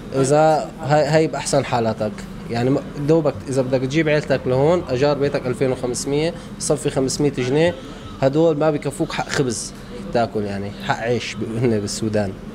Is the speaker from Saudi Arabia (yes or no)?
no; An-Nabk, Rif Dimashq, Syria; moved away as an adult; now in Khartoum, Sudan; أنا من القلمون من ريف النبك